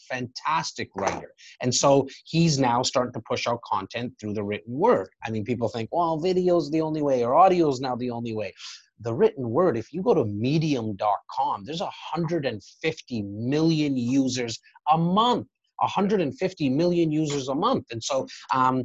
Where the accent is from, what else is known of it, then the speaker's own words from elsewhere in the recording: Toronto, Ontario, Canada; I'm born and raised in Rexdale